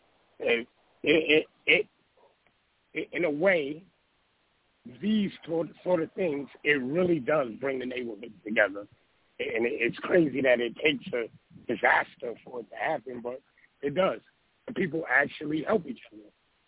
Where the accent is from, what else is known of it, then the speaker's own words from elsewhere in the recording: New York, United States; now in Florida, United States; So this is Florida, and it's like, you know, I'm from New York, so it's like us, we know what to do when it's time for the snow to come.